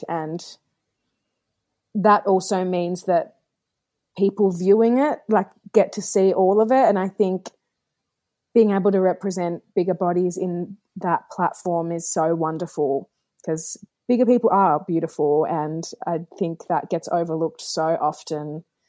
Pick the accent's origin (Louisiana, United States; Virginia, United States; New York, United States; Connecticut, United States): New York, United States; Brooklyn; accent: Brooklyn; me doing audio and vocals over the top in my Brooklyn accent